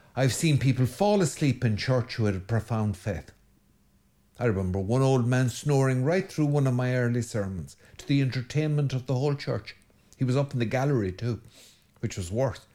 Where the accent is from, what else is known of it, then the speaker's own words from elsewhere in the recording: Ireland; every good Irish boy, I grew up on an unrestrained diet of Enid Blyton